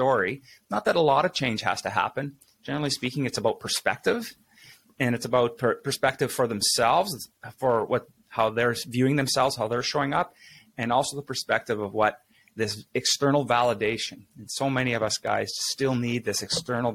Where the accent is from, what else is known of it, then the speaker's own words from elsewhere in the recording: Saskatchewan, Canada; now in Winnipeg, Canada; I grew up in real small towns, Saskatchewan. It's a prairie province here in Canada. I'm living in Winnipeg now